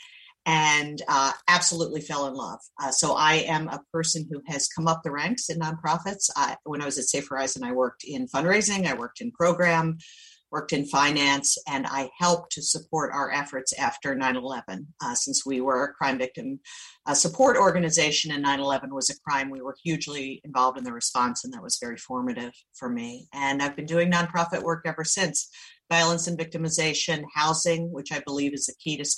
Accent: Baltimore, Maryland, United States; accent: Maryland; moved away; also born or lived in Long Island; I have a little bit of a Maryland accent, and that's because I'm from Baltimore. Had a really happy childhood there

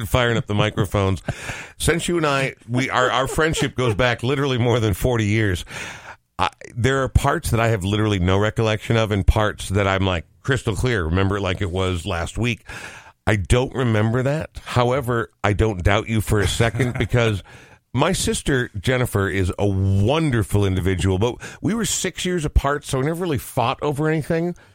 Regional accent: Coon Rapids, Minnesota, United States; When I was young, I lived in Coon Rapids.

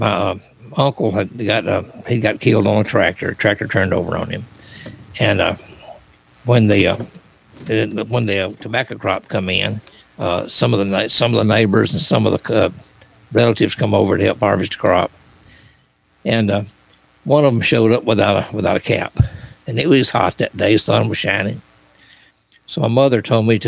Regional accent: Springfield, Tennessee, United States; I was born and raised in Springfield, Robertson County, Tennessee

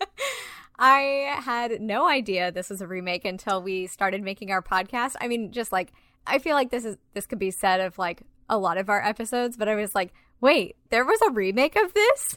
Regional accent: Garden Grove, California, United States; I grew up in Orange County in like Garden Grove

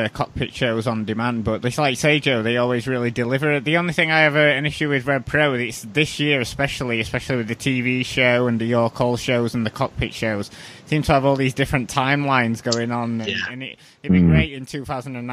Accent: United Kingdom; we're all British

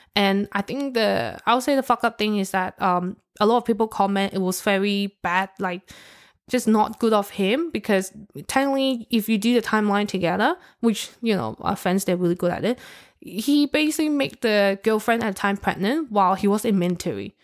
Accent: Hong Kong; I'm from Hong Kong

